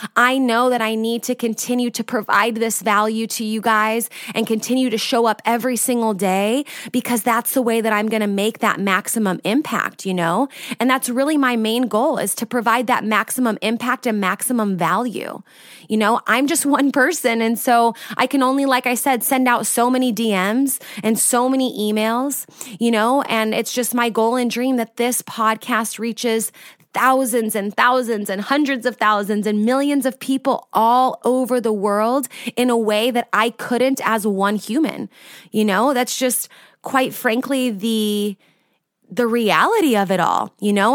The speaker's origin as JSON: {"language": "English", "region": "California", "country": "United States", "moved": "as an adult", "lives_now": "Austria", "said": "I'm from California originally, but I've lived in Austria now for the last six years."}